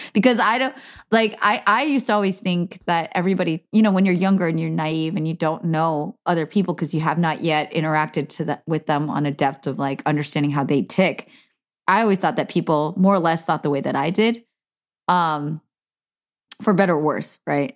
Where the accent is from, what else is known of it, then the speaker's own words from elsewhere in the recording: Cupertino, California, United States; I grew up in Cupertino